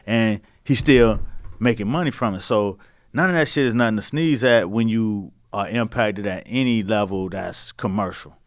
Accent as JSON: {"language": "English", "town": "Miami", "region": "Florida", "country": "United States", "said": "I'm from Miami"}